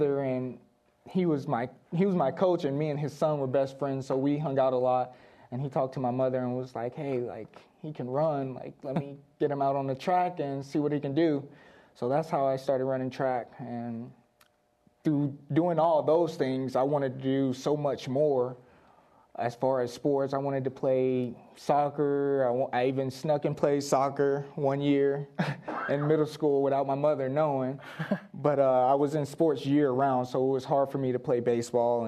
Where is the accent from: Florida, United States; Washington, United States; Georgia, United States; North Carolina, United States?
North Carolina, United States; moved away; I grew up in North Carolina, but I also grew up here as well